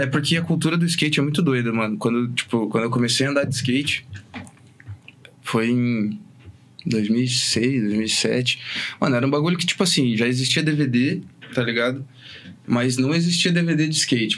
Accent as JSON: {"language": "Portuguese", "area": "Fazendinha", "region": "Paraná", "country": "Brazil", "said": "Eu sou do Fazendinha"}